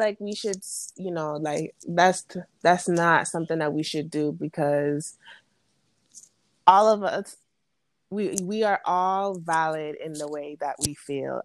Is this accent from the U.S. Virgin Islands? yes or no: yes; U.S. Virgin Islands; moved away as an adult; now in Alabama, United States; I'm from St. Thomas. Um, I went to uh, if you're familiar with St. Thomas, I attended the SDA school from K through 12. Um, then I moved to Alabama